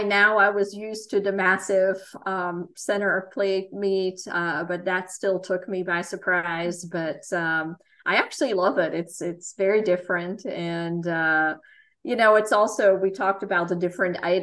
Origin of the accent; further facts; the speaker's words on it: Netherlands; moved away as an adult; also born or lived in Florida / Kentucky; now in United States; I am from the Netherlands